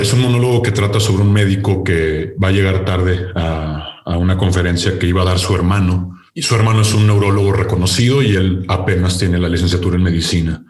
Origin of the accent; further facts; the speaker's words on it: Nuevo León, Mexico; de Nuevo León, de donde soy oriundo